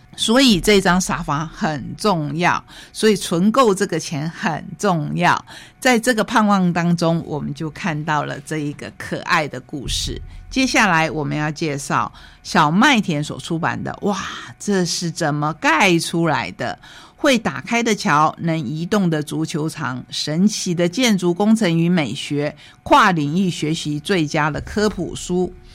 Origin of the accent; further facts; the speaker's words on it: Taiwan; 我们台湾人